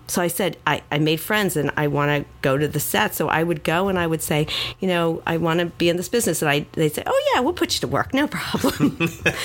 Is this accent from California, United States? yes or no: no; Miami, Florida, United States; also born or lived in New York / Los Angeles / Louisiana; born and raised here in Miami, Southwest High School